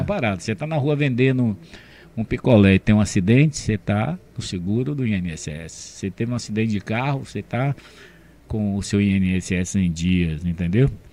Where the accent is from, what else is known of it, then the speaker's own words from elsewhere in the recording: Camaçari, Bahia, Brazil; eu sou de 54 e cheguei em Camaçari em 58